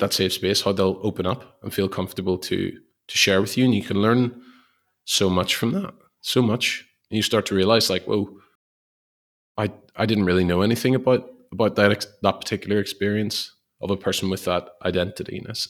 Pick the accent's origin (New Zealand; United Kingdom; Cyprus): United Kingdom; Belfast, Northern Ireland; moved away; so many people here who have totally different life experiences than what I would have had maybe where I grew up in Belfast.